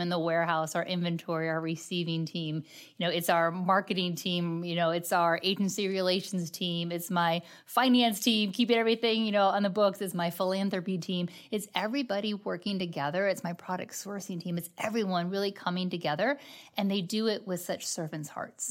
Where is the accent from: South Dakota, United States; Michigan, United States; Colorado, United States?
Michigan, United States; just outside Detroit; now in St. Louis, United States; I actually born and raised just outside Detroit, Michigan.